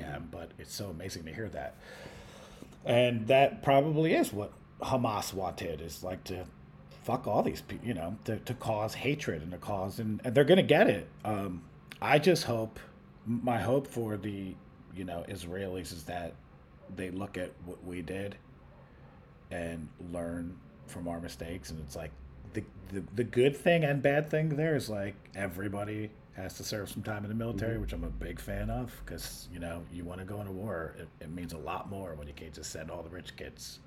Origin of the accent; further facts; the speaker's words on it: United States; I was born in America